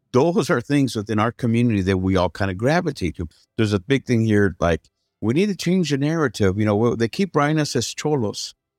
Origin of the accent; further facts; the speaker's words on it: San Jose, California, United States; My parents are from Mexico. I was born and raised in San Jose